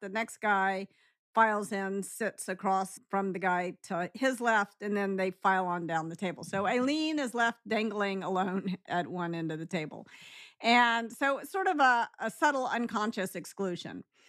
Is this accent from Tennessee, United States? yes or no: yes; Memphis, Tennessee, United States; I grew up in Memphis.